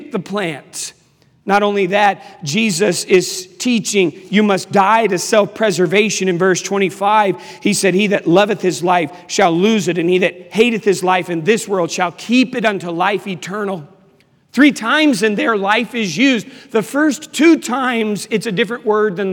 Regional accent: Washington, District of Columbia, United States; moved away; also born or lived in Charlotte, North Carolina; I am from Washington, D.C.

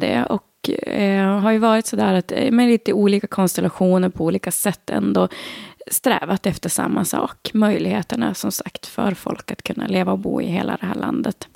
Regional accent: Skellefteå, Västerbotten County, Sweden; moved away as an adult; also born or lived in Sundsvall / Solna / Stockholm; now in Ragunda, Sweden; Det fanns inga direkt jobb hemma i Skellefteå heller

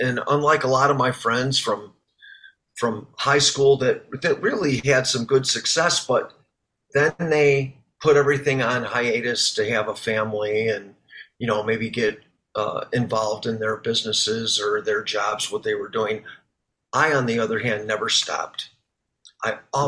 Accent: Chicago, Illinois, United States; my hometown cover band, ARA

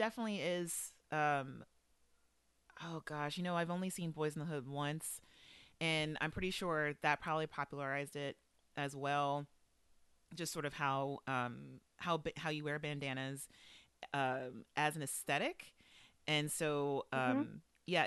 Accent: Los Angeles, California, United States; I'm from Los Angeles, of course. And so I have a very specific association with bandanas that will be with me until the day I die. And it is specifically gang related. So I grew up in a neighborhood that was affiliated with a gang

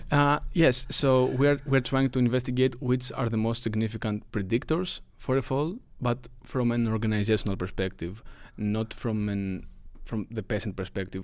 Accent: Greece; moved away as an adult; now in Lund, Sweden; I am from Greece

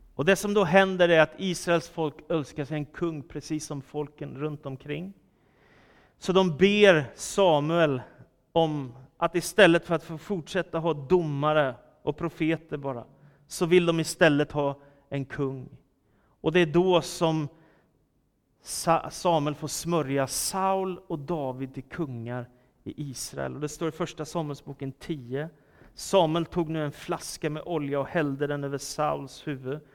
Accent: Stockholm, Stockholm County, Sweden; Philadelphia-kyrkan i Stockholm där jag växte upp

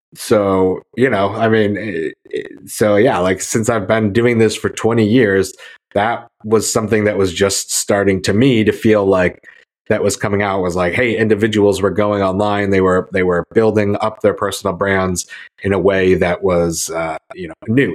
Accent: Syracuse, New York, United States; I grew up in Syracuse in upstate New York

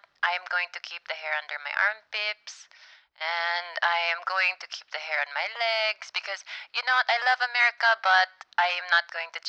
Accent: Philippines; Yeah, I'm Filipino. We like black guys.

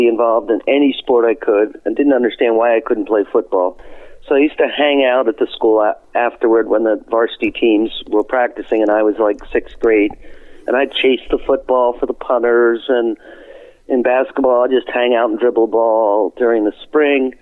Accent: Wilmington, Delaware, United States; I spent all my childhood in Wilmington, Delaware

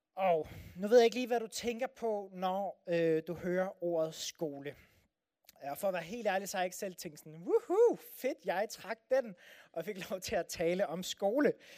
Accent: Denmark

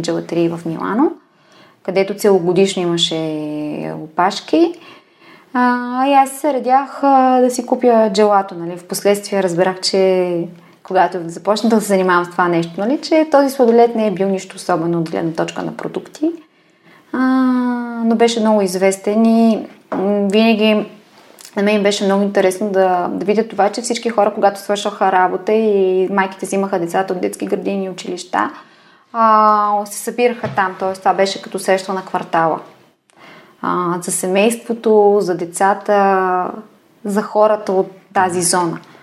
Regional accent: Bulgaria; also born or lived in Milan, Italy; аз съм от България

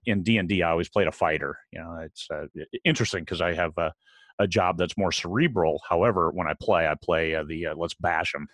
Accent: about 120 miles from Lake Geneva, Wisconsin, Midwest, United States; moved away; I, I grew up in the Midwest, about a hundred and twenty miles from Lake Geneva, Wisconsin

